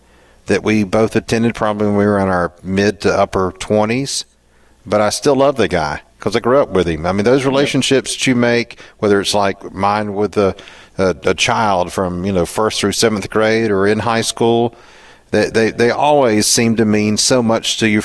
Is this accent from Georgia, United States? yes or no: yes; Waycross, Georgia, United States; I told him I was from Waycross